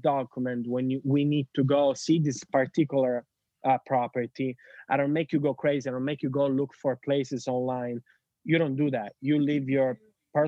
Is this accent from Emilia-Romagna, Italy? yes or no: no; Sicily, Italy; English is a second language; moved away as an adult; I am Italian from Sicily